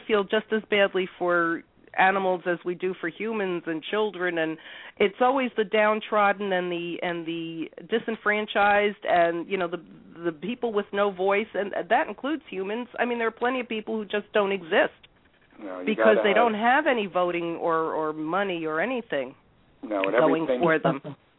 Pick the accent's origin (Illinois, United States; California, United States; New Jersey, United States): New Jersey, United States; Newark; I'm a Jersey girl. Oh, yeah, born and raised, and I was born in Newark.